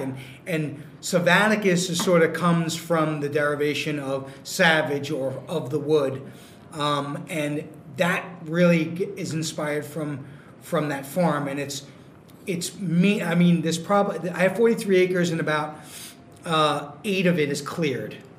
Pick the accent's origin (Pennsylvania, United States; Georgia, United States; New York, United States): New York, United States; moved away as an adult; now in Massachusetts, United States; I'm a New Yorker, born you know, born and bred